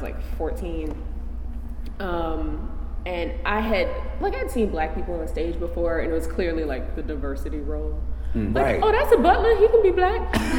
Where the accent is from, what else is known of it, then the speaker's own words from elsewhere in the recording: Midwest, United States; Let's see, I come from the Midwest, Upper South.